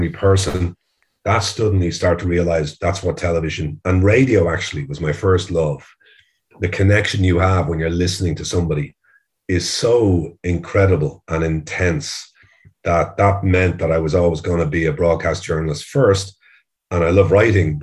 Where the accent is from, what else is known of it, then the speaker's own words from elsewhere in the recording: Ireland; as most Irish kids are